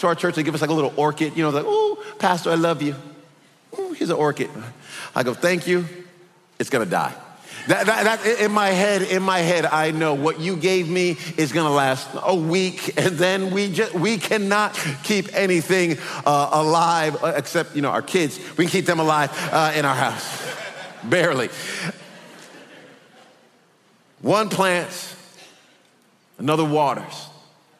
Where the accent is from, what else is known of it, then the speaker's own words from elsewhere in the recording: Texas, United States; We're from Texas